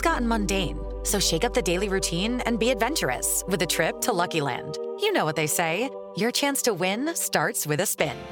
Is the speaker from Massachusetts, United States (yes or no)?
no; New Jersey, United States; I grew up in New Jersey